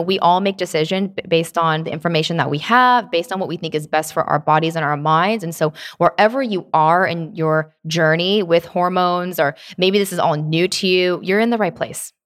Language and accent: English; Tennessee, United States; I was born, um, not born in Tennessee, but I was raised there